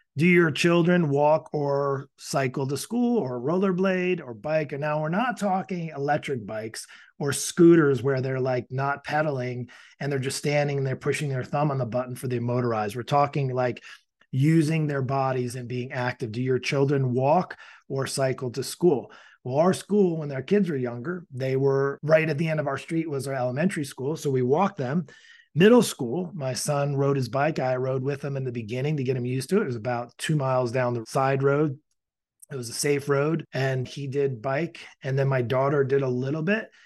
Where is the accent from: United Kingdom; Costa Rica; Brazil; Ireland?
Ireland; I am Irish